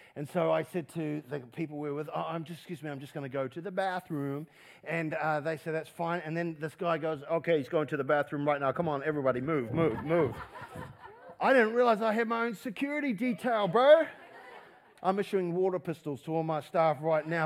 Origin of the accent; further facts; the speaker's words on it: New Zealand; we're a Kiwi